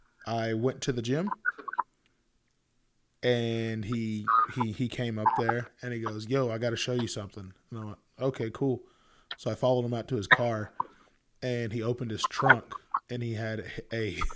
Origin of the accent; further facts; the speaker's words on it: Texas, United States; I grew up in Texas, so it's normal to me